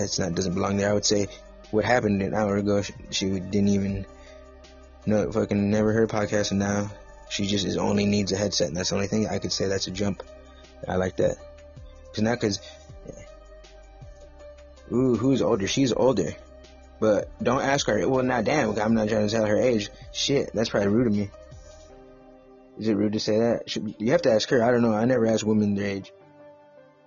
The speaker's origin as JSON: {"language": "English", "town": "Los Angeles", "region": "California", "country": "United States", "said": "I am from the San Gabriel Valley area."}